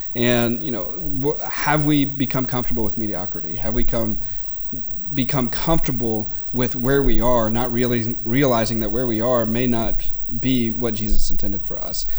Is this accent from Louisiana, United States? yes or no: yes; South Louisiana, United States; growing up in South Louisiana